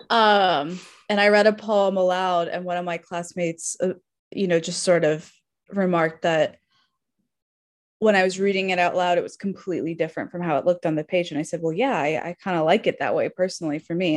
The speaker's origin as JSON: {"language": "English", "region": "Arizona", "country": "United States", "tie": "born or raised there", "said": "I grew up in Arizona"}